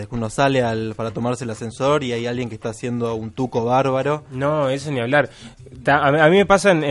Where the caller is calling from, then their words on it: Morón, Buenos Aires Province, Argentina; de Morón quiero comentar mi experiencia.